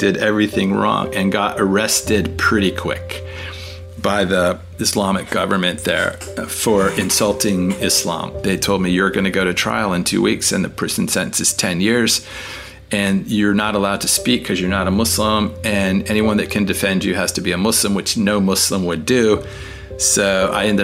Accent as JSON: {"language": "English", "town": "Washington", "region": "District of Columbia", "country": "United States", "tie": "born or raised there", "also_born_or_lived": "Arlington, Virginia / Fairfax County, Virginia / Loudoun County, Virginia", "said": "Born and raised in Washington, D.C."}